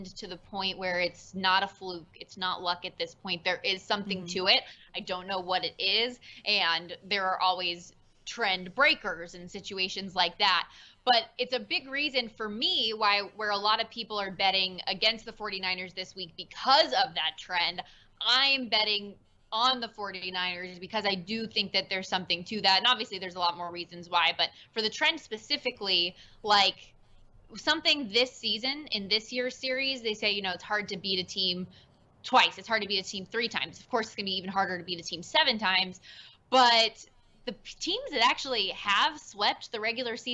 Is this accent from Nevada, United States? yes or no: yes; Las Vegas, Nevada, United States; I was born and raised here in Vegas